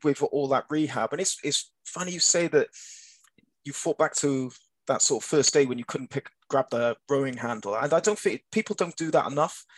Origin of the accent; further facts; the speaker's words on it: Cardiff, Wales, United Kingdom; I'm only from Cardiff